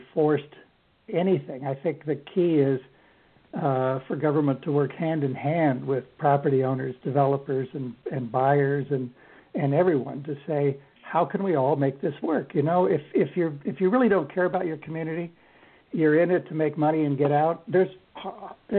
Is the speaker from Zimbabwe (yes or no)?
no; Colorado, United States; now in Bainbridge Island, United States; I grew up in Colorado.